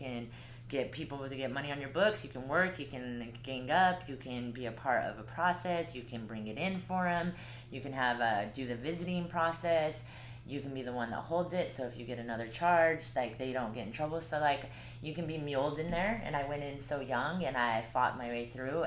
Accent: Colorado, United States; moved away as an adult; now in Utah, United States; I'm from Colorado

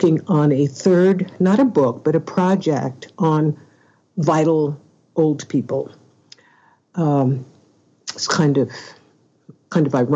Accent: Oakland, California, United States; I'm from Oakland, California

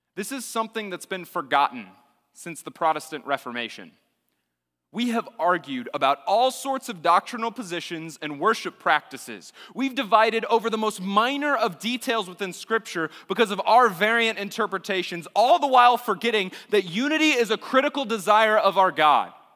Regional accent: Austin, Texas, United States; I grew up in Austin, Texas, in the public schools in Austin, Texas

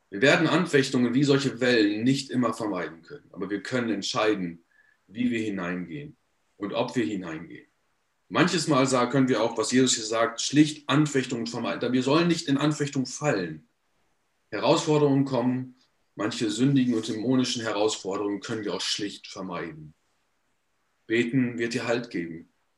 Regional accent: Paderborn, North Rhine-Westphalia, Germany; ich bin in Paderborn geboren und aufgewachsen

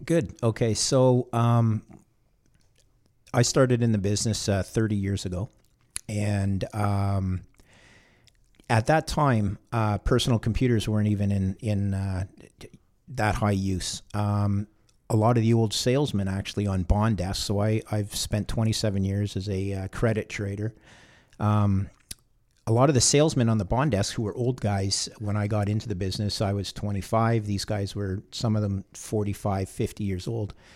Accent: Canada; I'm a Canadian, third generation Canadian

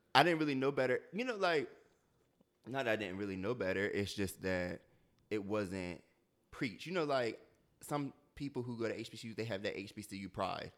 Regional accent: Delaware, United States; moved away as an adult; I'm from Delaware, and so Delaware is predominantly white.

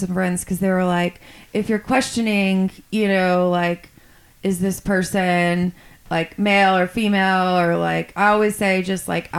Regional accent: South Louisiana, United States; now in Denton, United States; my parents, you know, we're from South Louisiana.

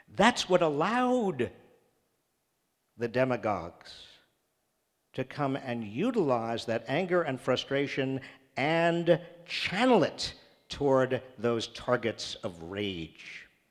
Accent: Massachusetts, United States; I'm from Massachusetts

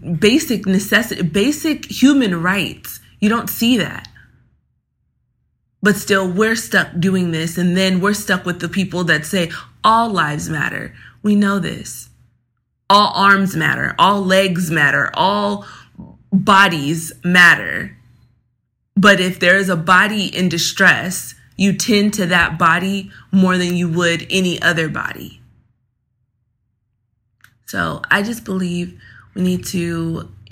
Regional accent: Los Angeles, California, United States; grew up in Los Angeles, California.

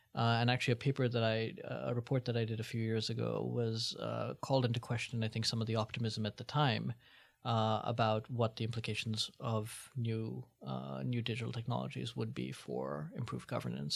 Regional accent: India; moved away; I was from India

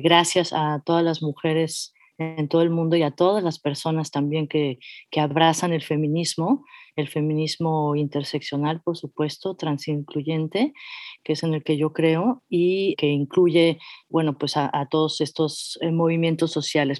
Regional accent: Mexico City, Mexico; yo soy de la Ciudad de México, soy meramente chilanga

